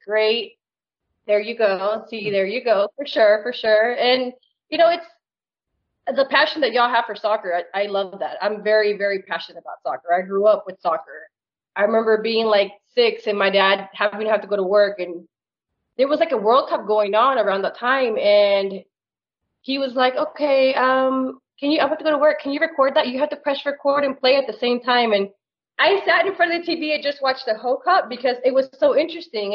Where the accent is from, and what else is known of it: Plano, Texas, United States; born or raised there; also born or lived in Peru; now in Little Elm, United States